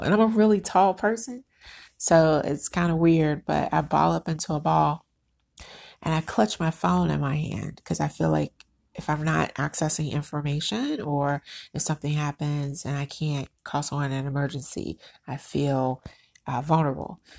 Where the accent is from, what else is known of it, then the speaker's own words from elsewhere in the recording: United States; I'm Black American.